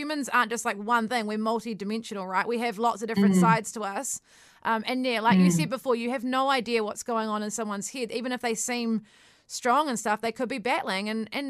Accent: New Zealand; You know, I think we're the Kiwi nature as well, we're so down to earth

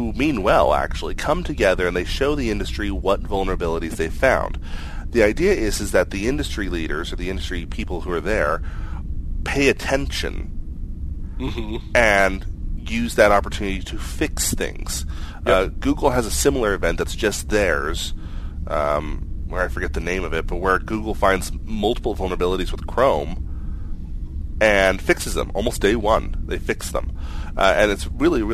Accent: Midwest, United States; I'm from the Midwest

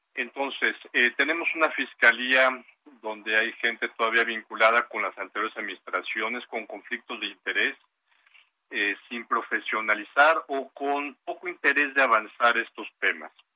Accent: Mexico; como sociedad mexicana

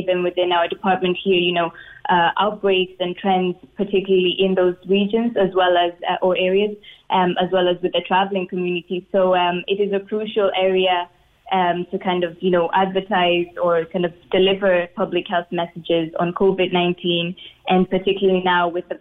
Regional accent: Moshi, Kilimanjaro, Tanzania; first language Swahili; English is a second language; moved away as an adult; now in Cork, Ireland; I was born in Tanzania, in a small town called Moshi, just at the foot of Mount Kilimanjaro. So yes, I grew up speaking Swahili

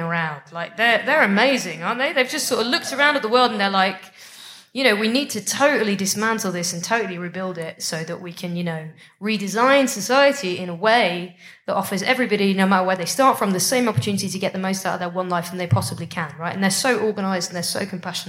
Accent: United Kingdom; I'm from Britain.

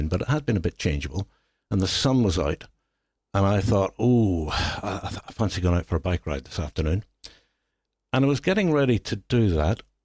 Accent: Belfast, Northern Ireland, United Kingdom; now in Hampshire, United Kingdom; I was born in Belfast

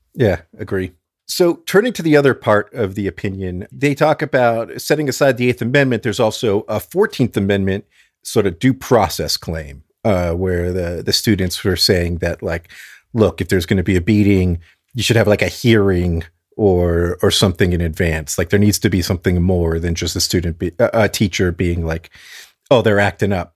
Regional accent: South Florida, United States; I'm from South Florida, as is my dad

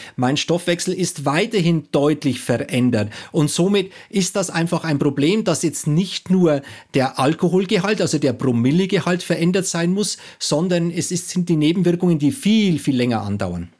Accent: Bavaria, Germany; Also ich komme aus Bayern

